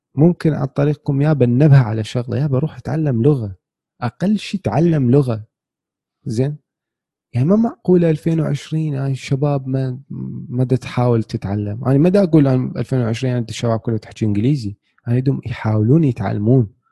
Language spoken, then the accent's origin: Arabic; Iraq; إحنا كعراقيين، كشعب